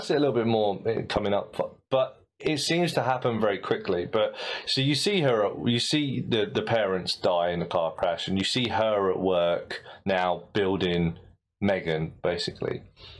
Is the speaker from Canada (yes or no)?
no; United Kingdom; As a British ear